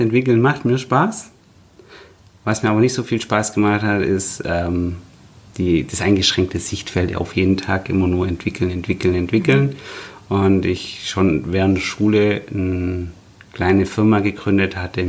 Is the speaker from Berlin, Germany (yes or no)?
no; Nürtingen, Baden-Württemberg, Germany; also born or lived in Stuttgart; ich ähm, bin tatsächlich Stuttgarter, äh, aber in der Nähe von Stuttgart geboren, mhm. in, in Nürtingen